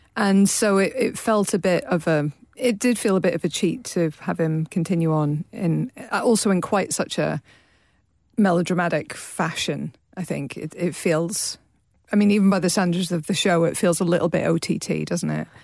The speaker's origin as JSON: {"language": "English", "region": "Northern Ireland", "country": "United Kingdom", "said": "me as a Northern Irish person"}